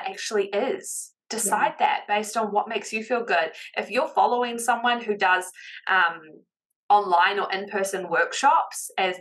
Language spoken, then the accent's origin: English; New Zealand; accent: Kiwi; my Kiwi accent